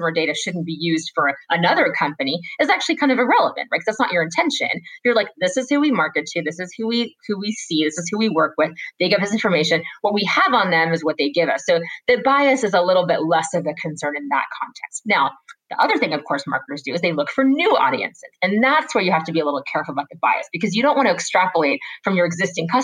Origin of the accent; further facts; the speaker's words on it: United States; I'm an American